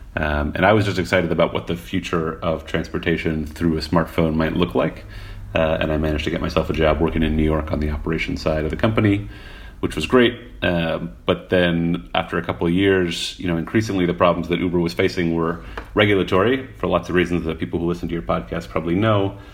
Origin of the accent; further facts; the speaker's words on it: Montreal, Quebec, Canada; moved away; I grew up in Montreal, which is actually a pretty good bike city in its own right